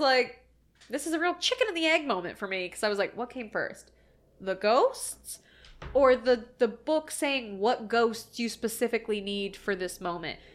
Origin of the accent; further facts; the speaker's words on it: Ohio, United States; I'm from Ohio